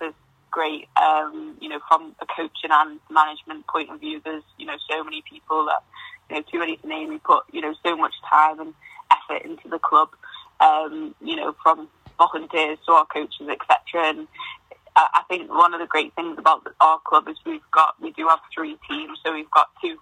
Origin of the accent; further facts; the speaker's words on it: the Wirral, North West England, United Kingdom; moved away; close to where I'm from, because I'm from the Wirral.